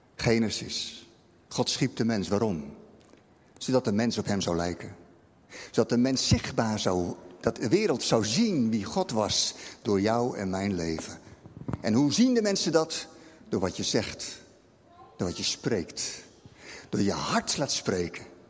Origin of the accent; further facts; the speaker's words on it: Rotterdam, South Holland, Netherlands; als Rotterdammer snap ik dat